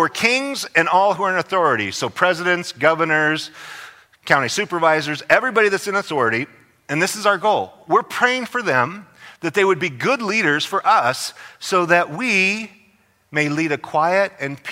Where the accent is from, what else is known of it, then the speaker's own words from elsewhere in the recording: Idaho, United States; now in California, United States; I'm from Idaho.